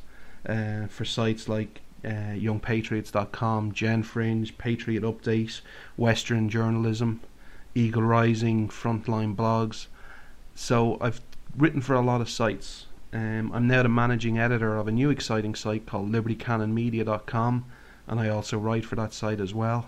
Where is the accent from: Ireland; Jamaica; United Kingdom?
Ireland; from Ireland